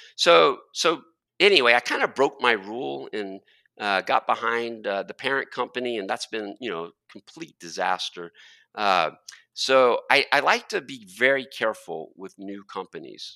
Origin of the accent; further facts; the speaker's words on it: Texas, United States; being a Texan